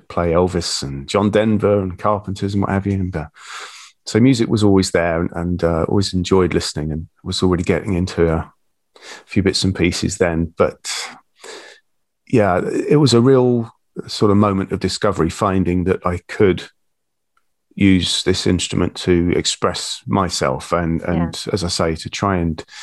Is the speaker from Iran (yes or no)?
no; St Neots, East of England, United Kingdom; also born or lived in Bedfordshire; I grew up in Cambridgeshire, market town called St Neots, and I lived there till my early 20s when I got married, and we moved to Bedfordshire